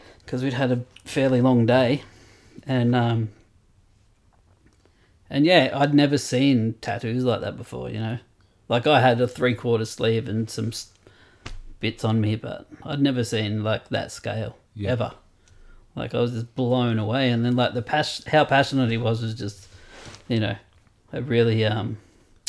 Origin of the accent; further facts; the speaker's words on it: Sydney, New South Wales, Australia; also born or lived in Brighton, England; coming back to Australia, coming back to Sydney